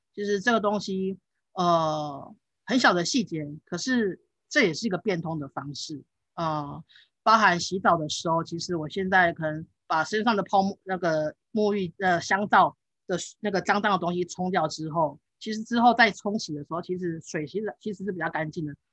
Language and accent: Chinese; Taichung, Taiwan; 我，我，我小时候就是长，是，哎，在台中长大，那，那，呃，德基水库其实在我们家，呃，上面而已，因为我家住东市